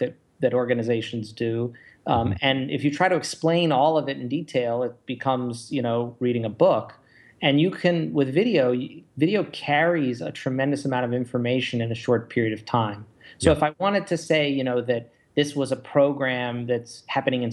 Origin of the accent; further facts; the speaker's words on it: Baltimore, Maryland, United States; now in Chicago, United States; I'm from Baltimore